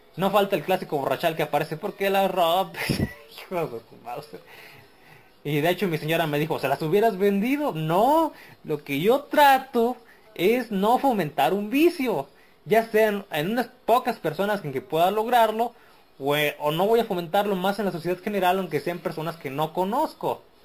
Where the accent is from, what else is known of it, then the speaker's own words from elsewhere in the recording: Mexico; soy mexicano.